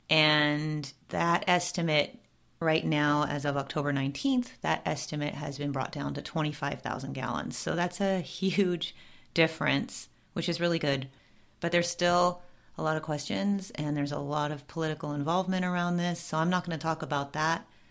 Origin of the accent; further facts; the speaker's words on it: Southern California, United States; I was born and raised in Southern California